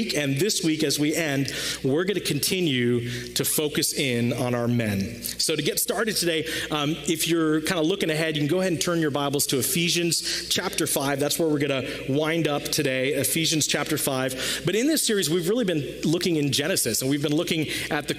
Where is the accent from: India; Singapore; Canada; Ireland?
India; I'm Indian